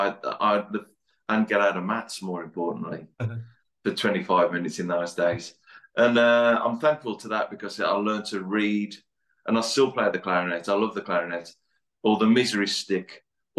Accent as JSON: {"language": "English", "region": "West Midlands", "country": "United Kingdom", "accent": "Black Country", "said": "I've travelled quite a bit, but the Black Country, I mean, some might argue that I've still got my accent."}